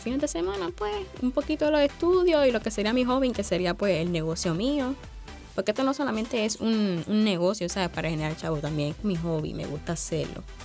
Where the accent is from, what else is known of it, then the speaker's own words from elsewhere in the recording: Sabana Grande, Puerto Rico; yo soy de Sabana Grande, Puerto Rico